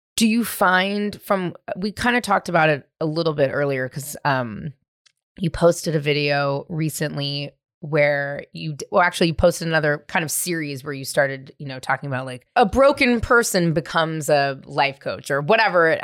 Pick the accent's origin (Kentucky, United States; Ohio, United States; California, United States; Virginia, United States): California, United States; San Francisco; also born or lived in Marin County; I grew up in the city. I grew up in San Francisco.